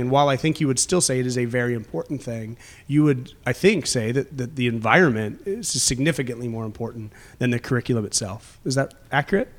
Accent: United States; I grew up in the United States

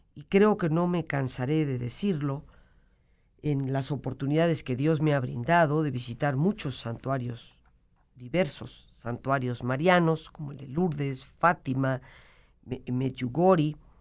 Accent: Mexico; como mexicanos

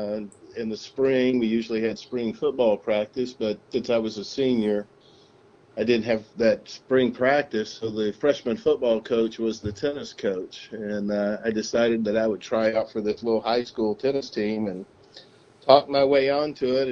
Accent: a small town called Marshtown, East Tennessee, United States; I grew up in East Tennessee

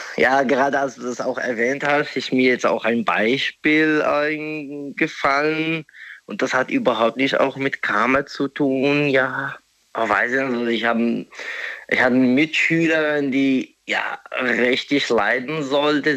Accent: Morocco; German is a second language; moved away as an adult; now in Germany; ich bin ursprünglich aus Marokko. Mhm. Ich bin nur seit circa drei Jahren hier in Deutschland

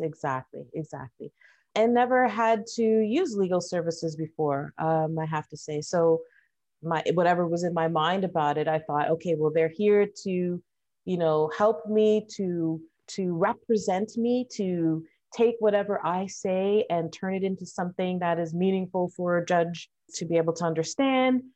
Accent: Toronto, Ontario, Canada; also born or lived in Trinidad and Tobago; I was born here in Canada. My family came from Trinidad and Tobago. I'm currently working for a food bank here in Toronto

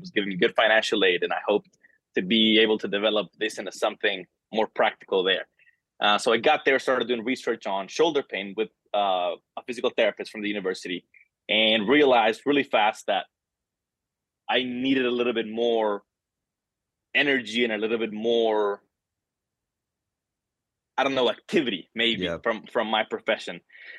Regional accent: El Salvador; born there; also born or lived in Central America; I was born in El Salvador, bounced around Central America a couple times, lived in four other countries

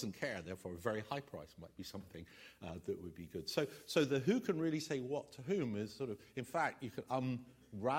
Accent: England, United Kingdom; I'm English, about as English as you can get

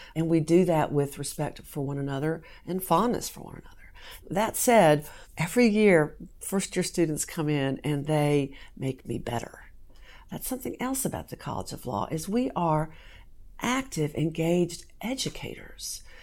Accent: Southern Virginia, United States; moved away as an adult; also born or lived in North Carolina; now in Kentucky, United States; I grew up in Southern Virginia

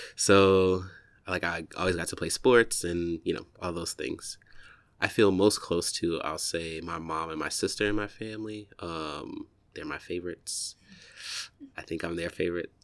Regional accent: Warner Robins, Georgia, United States; moved away as an adult; also born or lived in Atlanta, Georgia / Texas / Chicago; now in New York, United States; I was born sort of like, if I take it back, uh, like in a small town, um, called Warner Robins, Georgia

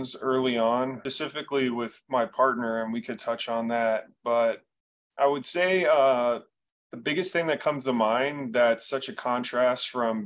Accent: Bay Area, California, United States; moved away as an adult; now in Arizona, United States; I was born and raised in the Bay Area

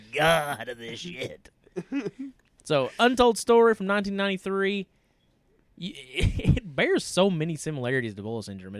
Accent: East Tennessee, United States; we're idiots from East Tennessee.

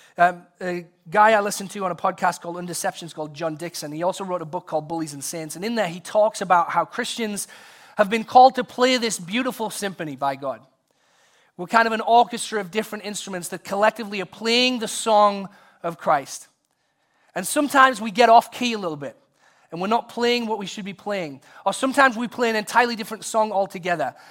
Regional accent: England, United Kingdom; now in United States; in high school in England, visiting my, uh, grandparents who lived close to the school

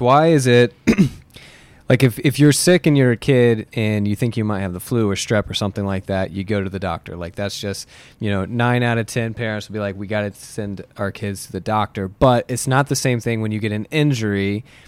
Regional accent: Muncie, Indiana, United States; moved away as an adult; also born or lived in Bloomington, Indiana; I grew up in Muncie

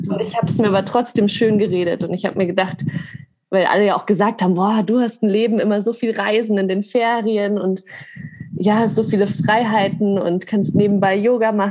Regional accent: Grafing, Bavaria, Germany; now in Munich, Germany; ich bin in Grafing aufgewachsen und dann nach München gezogen

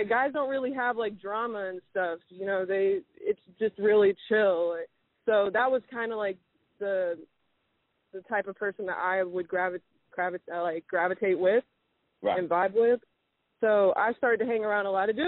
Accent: United States; I was raised here, and I was born here in America.

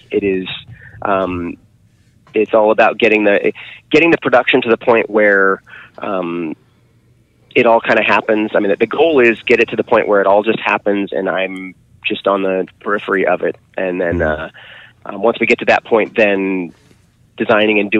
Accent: Seattle, Washington, United States; moved away as an adult; now in Grass Valley, United States; I grew up in Seattle.

